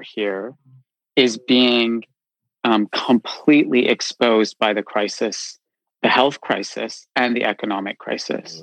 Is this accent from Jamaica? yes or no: no; Canada; moved away as an adult; now in London, United Kingdom; I grew up in Canada